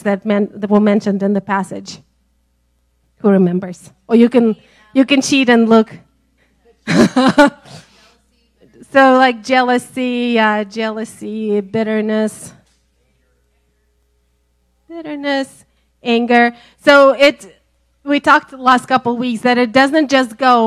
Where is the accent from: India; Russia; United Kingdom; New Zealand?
Russia; Siberia; now in Georgia, United States; I'm from Siberia